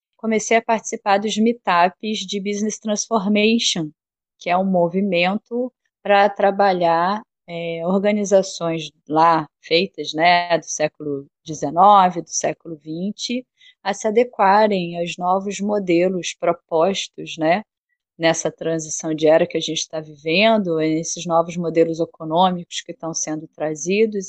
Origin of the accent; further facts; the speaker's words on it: Rio de Janeiro, Brazil; moved away as an adult; now in Bahia, Brazil; Eu sou carioca, nascida no Rio. É, morei lá no Rio até 2008.